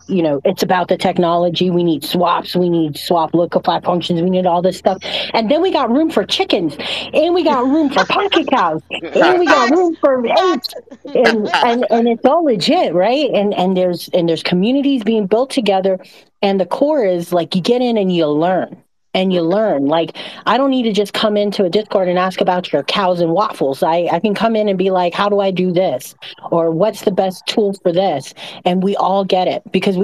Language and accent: English; Las Vegas, Nevada, United States; I'm from Las Vegas. I'm a Sin City girl.